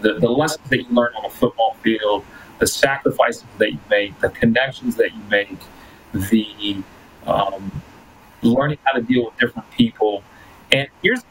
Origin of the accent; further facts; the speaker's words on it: El Paso, Texas, United States; first language Spanish; English is a second language; also born or lived in Aguascalientes, Mexico / Ciudad Juárez, Mexico; now in Edmonton, Canada; we grew up in El Paso